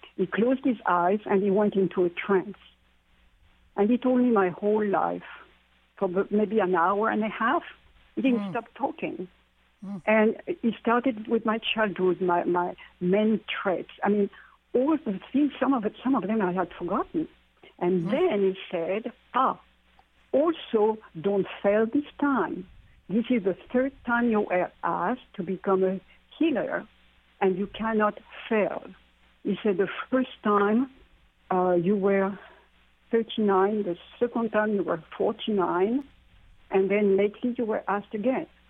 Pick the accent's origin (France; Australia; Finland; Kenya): France; moved away; growing up in France, in that part of France which is where the Druids uh, were, the Celtic area